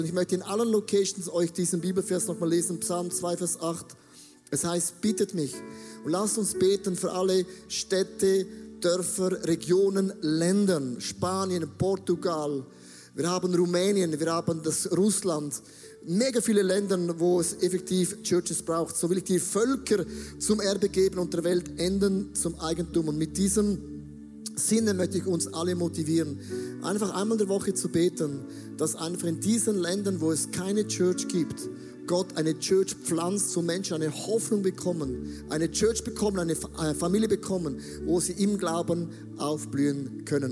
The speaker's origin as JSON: {"language": "German", "town": "Buchs", "region": "St. Gallen", "country": "Switzerland", "tie": "born or raised there", "said": "ich bin in der Nähe von Österreich aufgewachsen, in Buchs. Das ist so das Dreieck zwischen Schweiz, Deutschland und Österreich und Liechtenstein"}